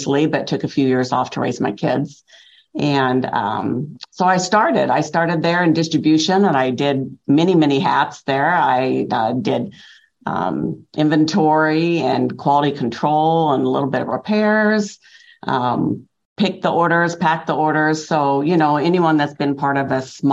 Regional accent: Iowa, United States; moved away as an adult; now in Peoria, United States; I'm actually from Iowa, and my husband's job brought us to Illinois about 30 years ago

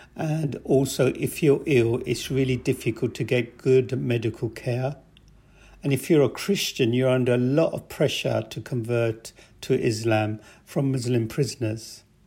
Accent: England, United Kingdom; also born or lived in Pakistan; I was born in Pakistan, And I came to England in nineteen sixty-three with my parents

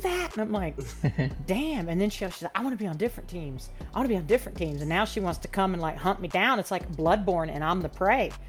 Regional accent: Gainesville, Florida, United States; I was actually born and raised in Florida

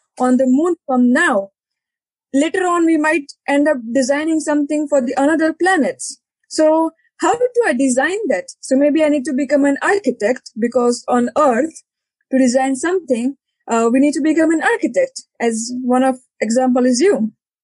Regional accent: India; moved away as an adult; also born or lived in Leeds, United Kingdom / Denmark / Uganda; I started my education when I was 18 and I left India. I'm from India. I was born in India

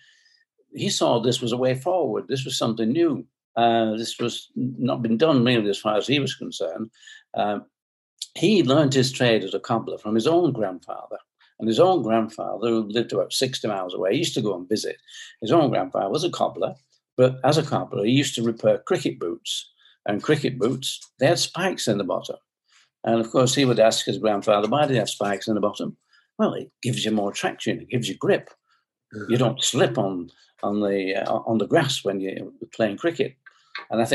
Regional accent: Bolton, North West England, United Kingdom; I was born in Bolton, that's in England, in the UK, and I was born in 1935

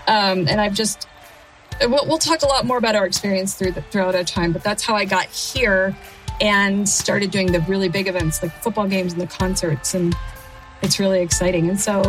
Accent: New Mexico, United States; also born or lived in Florida; Very proudly born and raised in New Mexico. And I attended New Mexico State University.

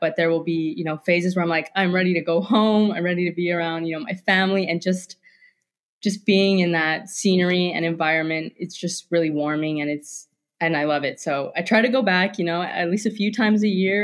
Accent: Hawaii, United States; moved away as an adult; also born or lived in Pacific Northwest; I grew up in Hawaii

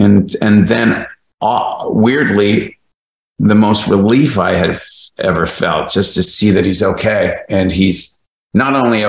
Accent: Kingston, Ontario, Canada; the Mike McCluskey character was based on a guy I grew up with in Kingston

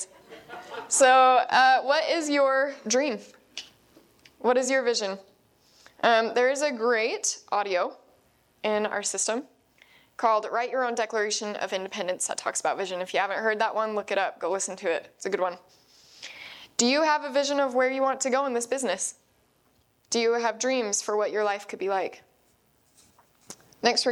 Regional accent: Idaho, United States; we're from the Spud State of Idaho

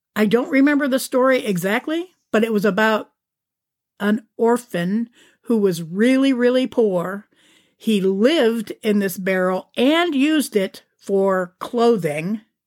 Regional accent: Youngstown, Ohio, United States; moved away; my hometown. Well, outside my suburb, but in the greater area of Youngstown, which is where I'm from

